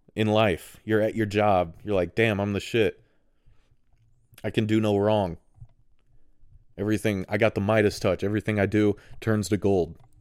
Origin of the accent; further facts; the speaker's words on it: United States; a guy that's in America, so I'm very American thinking